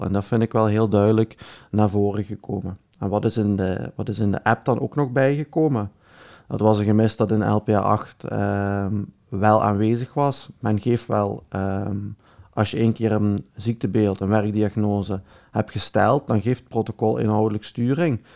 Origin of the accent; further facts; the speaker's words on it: Belgium; accent: Belgian; mijn Belgisch accent